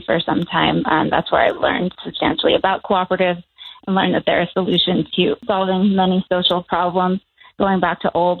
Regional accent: a town an hour from New York City, United States; now in New Mexico, United States; I live in New Mexico now, just to be clear. But I grew up in a town an hour from New York City called Austining, and it actually has a, I'm not Native, just to be clear.

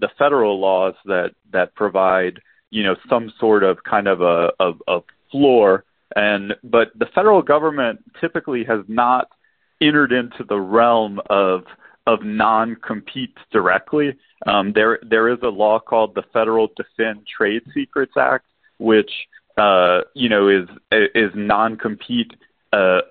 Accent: New Iberia, Louisiana, United States; moved away as an adult; now in Houston, United States; I grew up in Southwest Louisiana. I call myself an Iranian Cajun

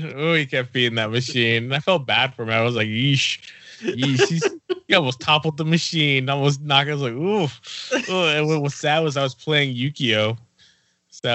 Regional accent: Fresno, California, United States; we're from Fresno

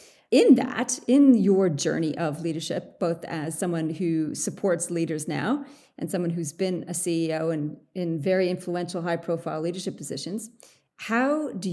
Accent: Canada; now in Australia; I am a Canadian Australian who loves to work with CEOs and teams on the people stuff in leadership.

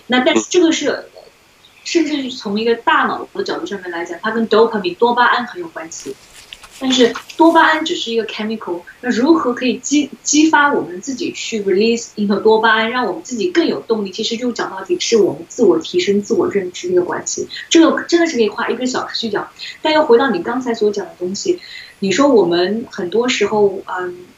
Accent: China; 作为中国人

